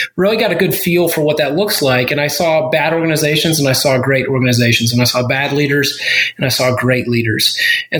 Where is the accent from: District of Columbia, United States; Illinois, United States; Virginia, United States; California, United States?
Virginia, United States; moved away; also born or lived in South Carolina / Greenville, South Carolina; I was born in South Carolina and spent most of my adolescent years, teenage years in Virginia